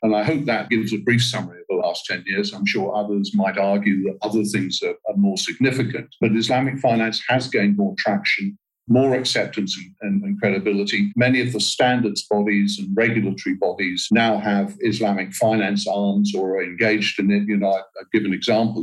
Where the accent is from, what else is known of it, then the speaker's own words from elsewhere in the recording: United Kingdom; moved away as an adult; also born or lived in Southeast Asia; now in Kuala Lumpur, Malaysia; I'm from the UK originally, but I haven't lived in the UK for now close on 30 years.